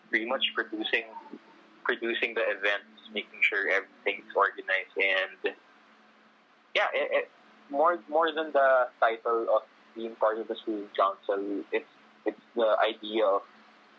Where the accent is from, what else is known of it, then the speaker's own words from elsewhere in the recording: Makati, Metro Manila, Philippines; Manila residents like me, I came from Metro Manila. I live in Makati.